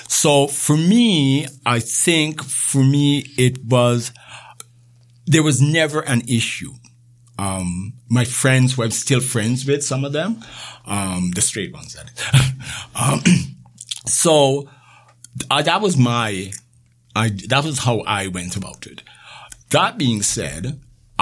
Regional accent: Jamaica; also born or lived in Thornhill, Canada; now in Canada; Growing up in Jamaica

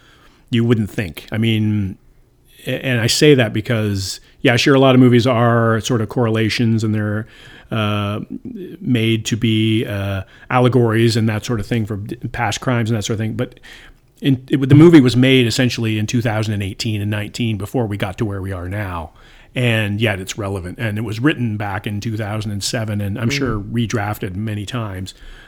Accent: Canada; moved away; I'm from Canada.

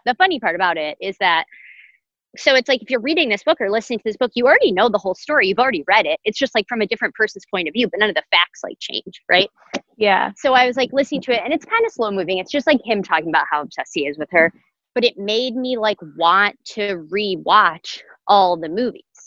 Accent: Detroit, Michigan, United States; now in New York, United States; I'm from Metro Detroit, I love it here

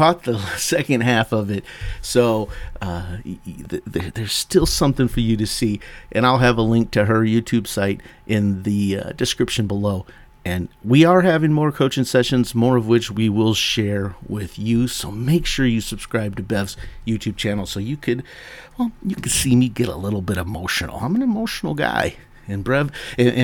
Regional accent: United States; accent: American; my poor American accent

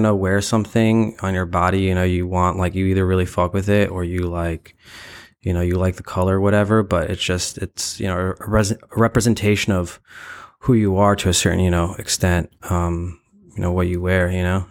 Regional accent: New York, United States; also born or lived in Ukraine; I was born in Ukraine, and I grew up in Bryan Beach, Brooklyn, New York. Uh, I moved to New York when I was two years old

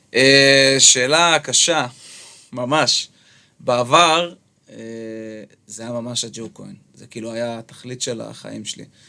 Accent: Jerusalem, Jerusalem District, Israel; now in Tel Aviv, Israel; במקור בירושלמי

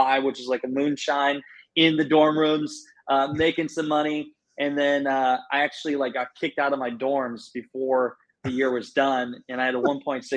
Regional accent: Garnavillo, Iowa, United States; moved away; born and raised, I grew up in Northeast Iowa, town Garnavillo, Iowa

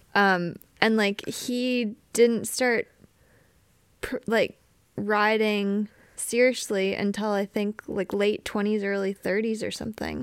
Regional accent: Wisconsin, United States; I grew up riding in Wisconsin

